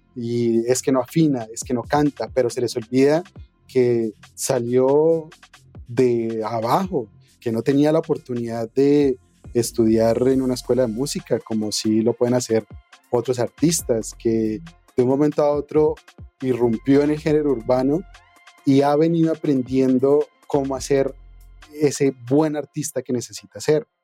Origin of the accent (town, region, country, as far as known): Colombia